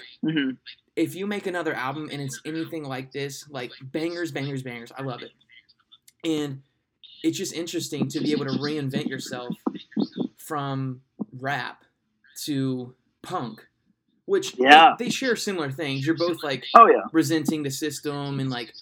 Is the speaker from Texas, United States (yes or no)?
no; Ohio, United States; growing up in Ohio